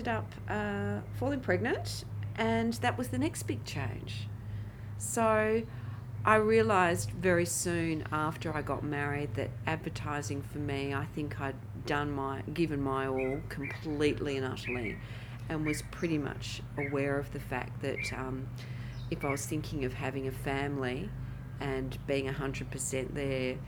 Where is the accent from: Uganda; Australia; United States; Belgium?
Australia; Perth, Western Australia; moved away as an adult; also born or lived in Sydney; now in Perth, Australia; coming back to Perth would be a natural thing for me